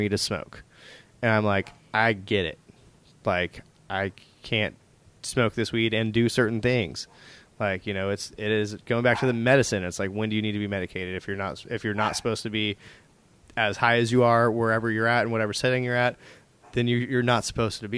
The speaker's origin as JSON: {"language": "English", "town": "Tulsa", "region": "Oklahoma", "country": "United States", "also_born_or_lived": "California", "moved": "as an adult", "said": "I'm from Tulsa for life."}